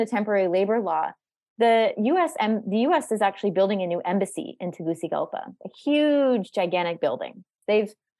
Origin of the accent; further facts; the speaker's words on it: Canada; I'm Canadian